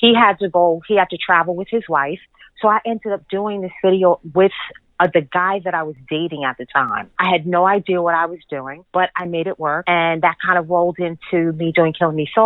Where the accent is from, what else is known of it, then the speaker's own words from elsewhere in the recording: Bay Shore, New York, United States; moved away as an adult; now in Harlem, New York, United States; I am born and raised in Long Island in Bayshore, between Bayshore and Islip in Long Island, Suffolk County